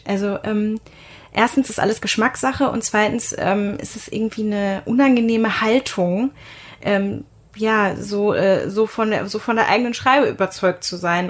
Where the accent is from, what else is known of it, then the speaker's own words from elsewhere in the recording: Münster, North Rhine-Westphalia, Germany; ich bin in Münster geboren, also ich kannte die Stadt auch ganz gut